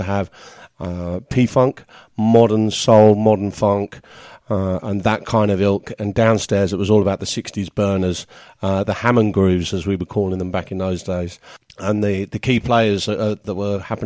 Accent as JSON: {"language": "English", "town": "Tolworth", "region": "London", "country": "United Kingdom", "tie": "born or raised there", "said": "the Record Exchange in my hometown of Tolworth, which is just not too far from Kingston-upon-Thames in the UK"}